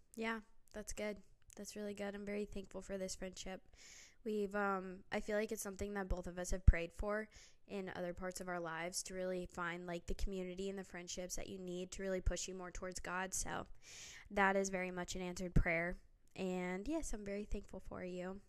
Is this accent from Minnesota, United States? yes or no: no; Phoenix, Arizona, United States; moved away as an adult; now in Tennessee, United States; growing up in the West, Southwest, I mean, you walk outside, especially in Arizona, in Phoenix